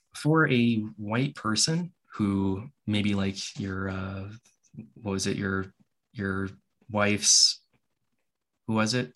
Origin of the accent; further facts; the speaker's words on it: Hawaii, United States; I grew up in Hawaii